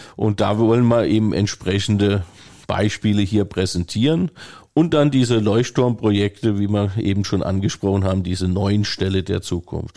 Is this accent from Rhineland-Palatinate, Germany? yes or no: yes; Rhineland-Palatinate, Germany; moved away as an adult; also born or lived in Bavaria; now in Bad Sassendorf, Germany; Ich komme selber aus dem Land, äh, wo eine Kammerorganisation war, also Rheinland-Pfalz